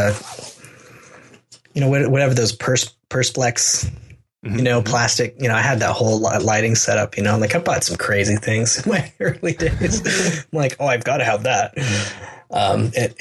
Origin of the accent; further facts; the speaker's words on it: United States; I'm an American